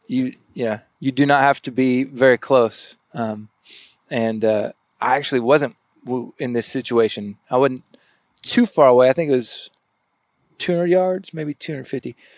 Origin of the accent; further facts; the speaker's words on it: South Texas, United States; now in Arkansas, United States; I grew up in South Texas in um, the duck blinds.